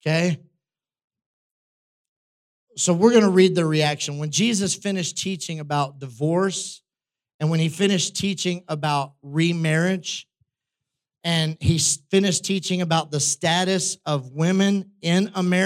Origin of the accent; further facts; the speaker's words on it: United States; we live in the West, we were raised in the United States